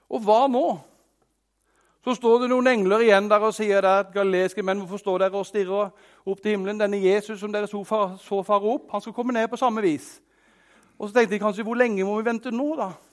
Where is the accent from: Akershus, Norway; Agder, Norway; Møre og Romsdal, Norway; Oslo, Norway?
Agder, Norway; Arendal; jeg er fra Arendal, så jeg har veldig rær dialekt